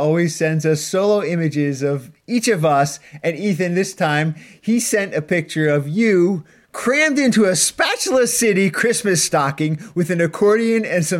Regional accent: Canada; but that's only because we're Canadian idiots.

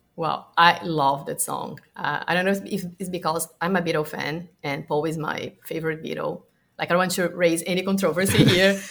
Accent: Brazil; a kid in my hometown because I'm from Brazil

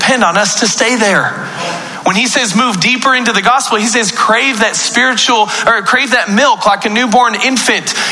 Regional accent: Paris, Texas, United States; I was born in Paris, Texas on January 22nd

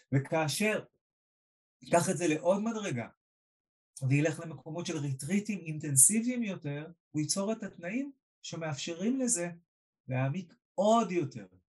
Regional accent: Israel

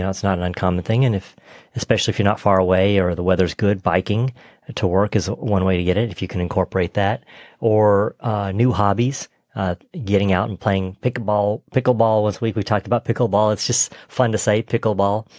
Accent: Texas, United States; I grew up in Texas

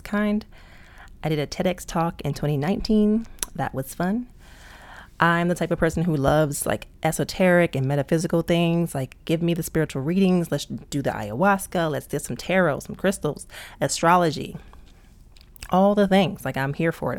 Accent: Prince George's County, Maryland, United States; I was raised in P G County, Maryland

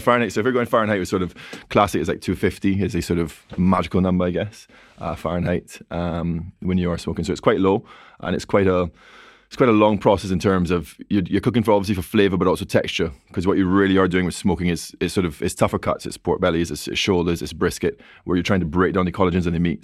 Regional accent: Barbados; now in London, United Kingdom; I'm from Barbados, so, you know, twenty-seven degrees Celsius, you grew up outdoors

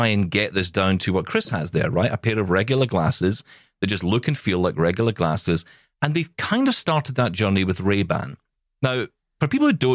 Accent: Scotland, United Kingdom; I am Scottish

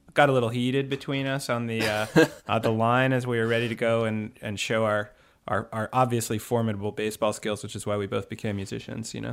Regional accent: New Jersey, United States; moved away; also born or lived in Vermont; we're from New Jersey originally

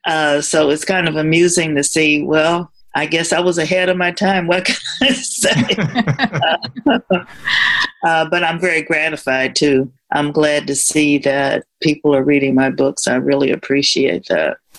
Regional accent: Indianapolis, Indiana, United States; moved away as an adult; also born or lived in Michigan; I moved from my hometown of Indianapolis to another state for a job

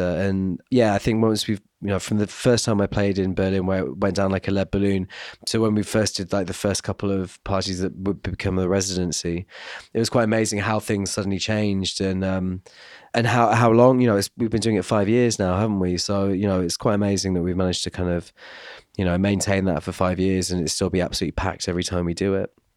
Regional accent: Glastonbury, South West England, United Kingdom; moved away; I'm from Glastonbury as well, it's my home, my home village pretty much

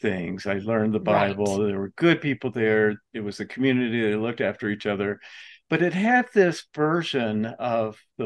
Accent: Atlanta, Georgia, United States; I grew up in Atlanta

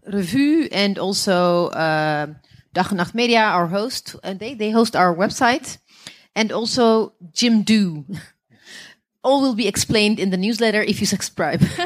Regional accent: Ethiopia; moved away; when I grew up in Ethiopia

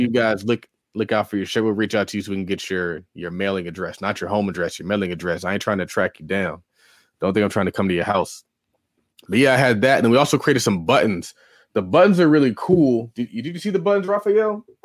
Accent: California, United States; I'm from California

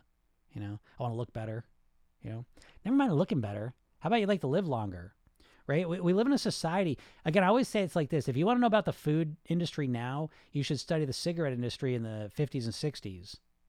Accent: Netherlands; English is a second language; Oh, okay, I'm from the Netherlands.

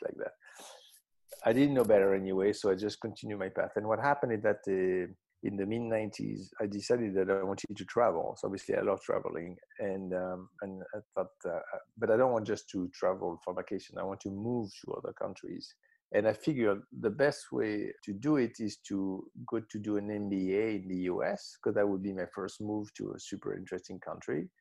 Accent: Marseille, Provence-Alpes-Côte d'Azur, France; I grew up in Marseille, in the south of France

